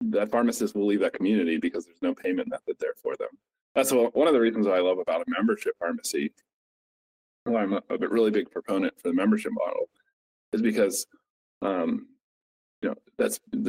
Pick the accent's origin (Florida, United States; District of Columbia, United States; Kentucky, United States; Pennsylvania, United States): Pennsylvania, United States; Somerset; moved away as an adult; now in Pittsburgh, United States; my hometown, Somerset, PA